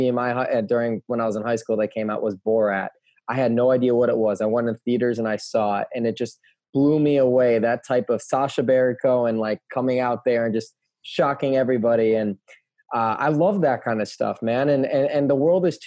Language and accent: English; outside of Chicago, Illinois, United States; growing up outside of Chicago